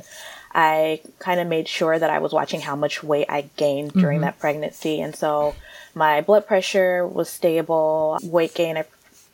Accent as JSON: {"language": "English", "town": "Chicago", "region": "Illinois", "country": "United States", "said": "I'm from Chicago, now live in the suburbs of Chicago."}